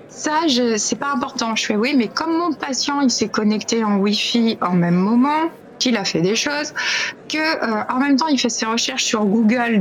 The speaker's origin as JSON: {"language": "French", "country": "France", "said": "chez nous, en France"}